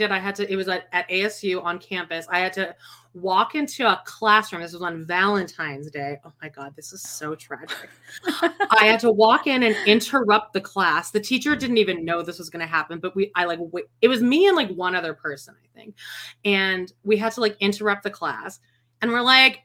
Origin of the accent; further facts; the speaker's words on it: Canada; moved away as an adult; also born or lived in New York; I'm Canadian